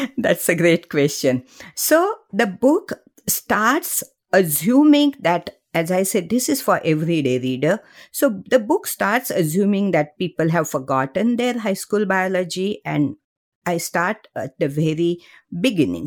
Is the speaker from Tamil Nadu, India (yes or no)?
no; Mumbai, Maharashtra, India; moved away as an adult; I grew up in Mumbai, uh, middle class family